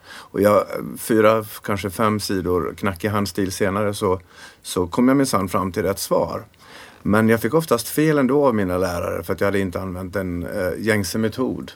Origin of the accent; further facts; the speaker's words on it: Sweden; vi var fyra killar från Sverige